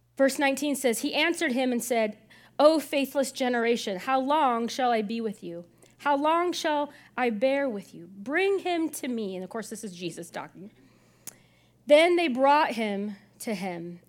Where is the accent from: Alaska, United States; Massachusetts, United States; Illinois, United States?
Illinois, United States; the pastor I, I grew up with in Illinois